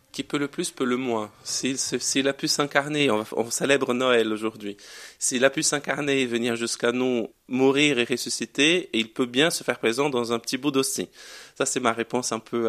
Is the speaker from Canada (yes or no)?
no; Brazil; French is a second language; moved away as an adult; now in Grenoble, France; rentrer chez moi